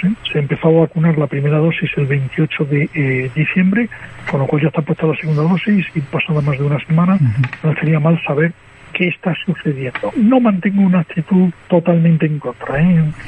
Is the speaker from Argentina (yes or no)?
no; Spain